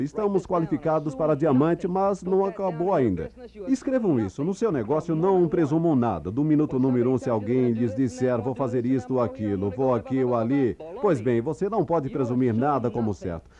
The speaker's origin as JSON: {"language": "Portuguese", "region": "New York", "country": "United States", "tie": "born or raised there", "said": "Fui criado em Nova York, no Bronx"}